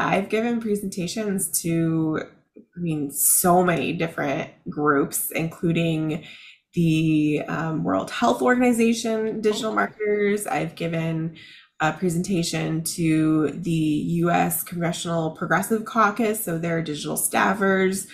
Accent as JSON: {"language": "English", "town": "Chicago", "region": "Illinois", "country": "United States", "moved": "yes", "lives_now": "Tampa Bay area, United States", "said": "I'm originally from Chicago"}